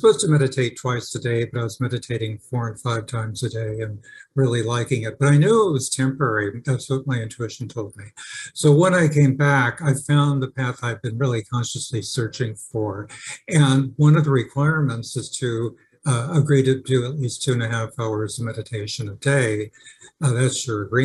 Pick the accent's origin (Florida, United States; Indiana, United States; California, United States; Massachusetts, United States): California, United States; also born or lived in Park Forest, Illinois / England; when I was 10, right after we moved to California from Park Forest, Illinois